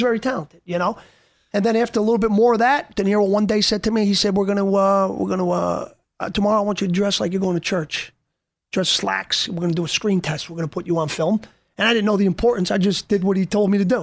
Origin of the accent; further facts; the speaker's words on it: Yonkers, New York, United States; growing up in Yonkers